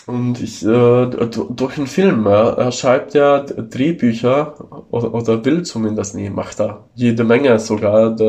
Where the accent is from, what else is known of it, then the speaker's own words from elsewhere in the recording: Italy; first language Italian; German is a second language; eine sehr viel ältere Sprache als das äh, Italienische, also meine Muttersprache.